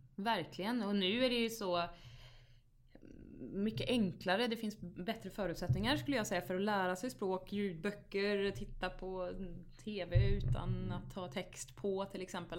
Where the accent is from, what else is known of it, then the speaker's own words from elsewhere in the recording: Vargön, Västra Götaland, Sweden; moved away as an adult; also born or lived in Vänersborg; now in Stockholm, Sweden; Jag växte ju upp där och det var, det var en fantastisk uppväxt